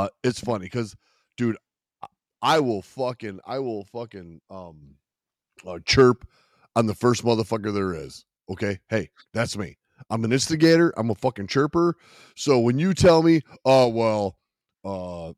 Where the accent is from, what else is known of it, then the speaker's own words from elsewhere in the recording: Chicago, Illinois, United States; I'm from Chicago